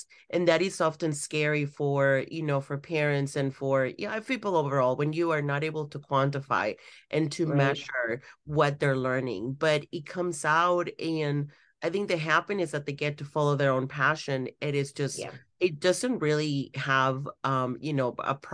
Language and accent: English; Mexico; moved away; I grew up in Mexico